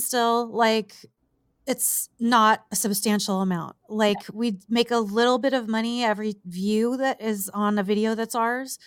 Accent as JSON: {"language": "English", "region": "southern California", "country": "United States", "tie": "born or raised there", "moved": "as an adult", "lives_now": "Las Vegas, United States", "said": "i have grown up and spent my entire life just about like in the the desert of southern california"}